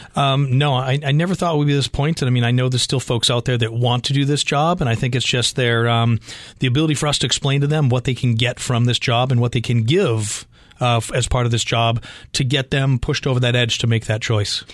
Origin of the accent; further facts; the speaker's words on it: Boston, Massachusetts, United States; moved away as an adult; now in Arizona, United States; coming from Boston